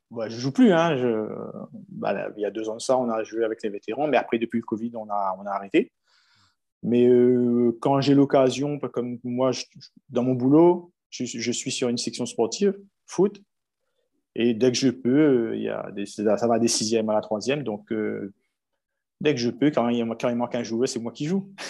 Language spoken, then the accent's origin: French; Saint-Joseph, Réunion, France; moi j'habitais un quartier de Saint-Joseph, donc s'appelle Langevin. Donc j'ai grandi à Langevin.